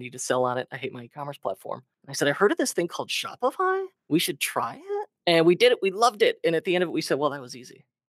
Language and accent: English; Chicago, Illinois, United States; born and raised Chicago, always in the Midwest. I grew up in the Northwest suburbs